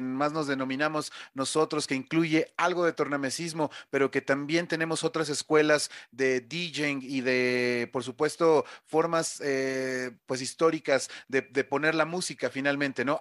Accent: Mexico City, Mexico; yo soy de la Ciudad de México

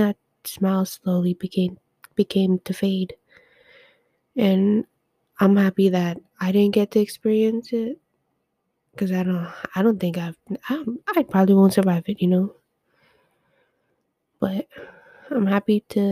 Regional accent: Edmonton, Alberta, Canada; also born or lived in northern Canada; I was born in Edmonton.

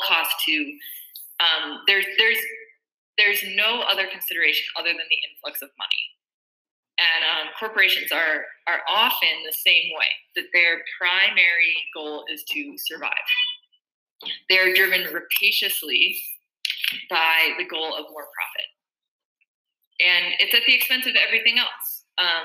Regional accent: Minnesota, United States; I'm from Minnesota

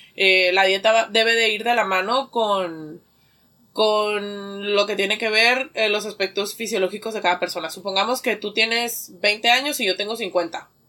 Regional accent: Mexico; Nosotros como mexicanos del maíz

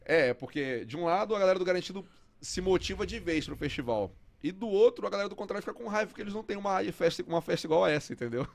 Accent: Parintins, Amazonas, Brazil; moved away; also born or lived in Fortaleza / São Paulo; Eu cresci em Parintins, década de noventa

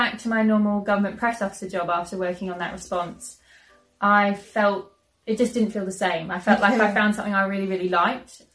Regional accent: Queensland, Australia; moved away; in Queensland, back in my home state in Australia

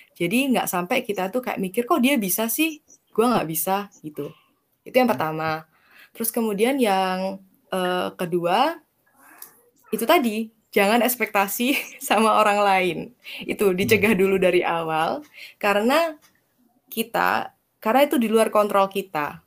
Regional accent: Banyuwangi, East Java, Indonesia; moved away; aku asalnya kampung aku kan di Banyuwangi, terus gak di hmm. Banyuwangi kotanya gitu, di suatu kecamatan yang cukup kecil

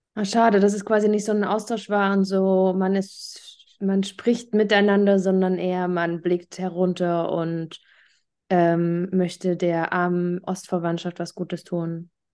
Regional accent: Thuringia, Germany; Thüringerin, Wendekind und immer noch Ossi

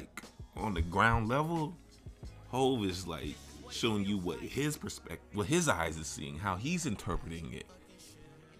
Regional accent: Chicago, Illinois, United States; being a Chicagoan

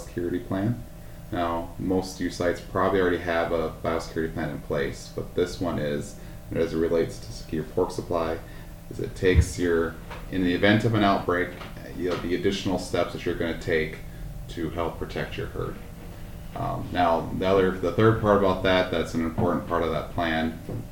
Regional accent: Upsala, Minnesota, United States; also born or lived in Northeast Iowa; now in Pipestone, United States; I'm originally from Upsala, Minnesota, so about a half hour northwest of St. Cloud.

